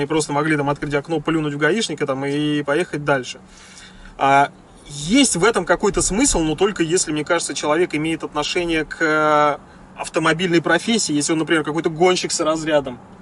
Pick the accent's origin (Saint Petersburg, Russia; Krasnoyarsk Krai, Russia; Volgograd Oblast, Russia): Volgograd Oblast, Russia; Volgograd; moved away; я из Волгограда